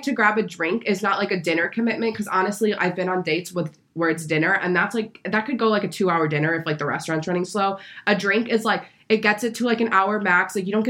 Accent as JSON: {"language": "English", "country": "Germany", "tie": "born there", "said": "I was born in Germany, so does that make me a German chocolate?"}